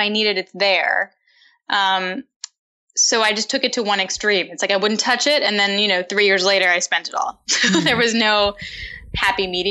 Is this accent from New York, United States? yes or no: yes; New York City, New York, United States; Upper West Side of Manhattan.